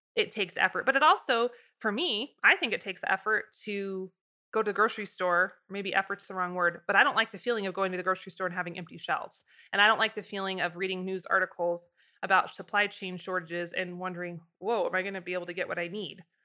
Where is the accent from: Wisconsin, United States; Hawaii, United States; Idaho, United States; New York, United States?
Idaho, United States; I'm from Idaho